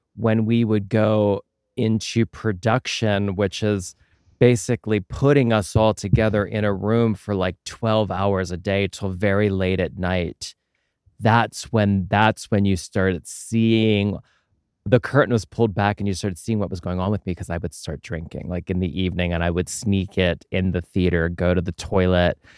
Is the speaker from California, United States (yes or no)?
no; Pennsylvania, United States; I grew up in Pennsylvania and I went to college in Allentown